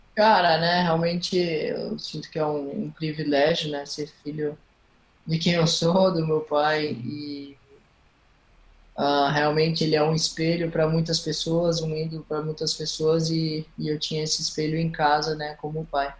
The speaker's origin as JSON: {"language": "Portuguese", "town": "Florianópolis", "region": "Santa Catarina", "country": "Brazil", "tie": "born or raised there", "also_born_or_lived": "Recife, Pernambuco", "said": "E quando eu tinha 9 anos de idade, a gente se mudou para o sul, a Florianópolis"}